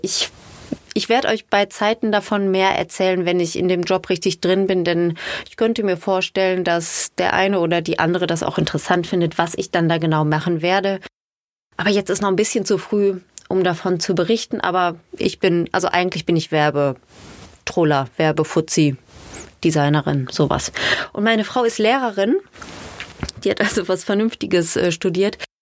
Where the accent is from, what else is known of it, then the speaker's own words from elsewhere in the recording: Ruhr area, North Rhine-Westphalia, Germany; accent: Ruhrpott; Sie hat anders geredet als wir, weil sie nicht aus dem Ruhrgebiet kam